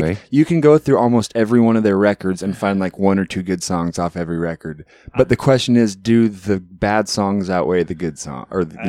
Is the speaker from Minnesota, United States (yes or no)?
no; Alaska, United States; moved away as an adult; now in Portland, United States; So we were born and raised up in Alaska, and when we started out, the town was about 8,000, and by the time we graduated high school and left here, moved here from there, it was like 12 or 13.